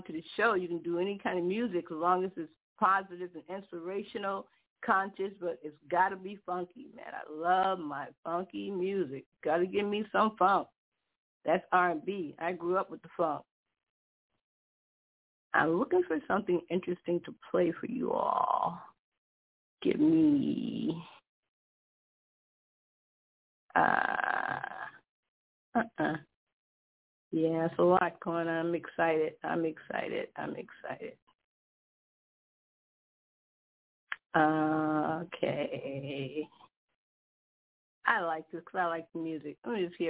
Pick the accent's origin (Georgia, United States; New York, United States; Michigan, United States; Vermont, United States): New York, United States; moved away as an adult; also born or lived in Manhattan; now in Connecticut, United States; I came from New York. I grew up in New York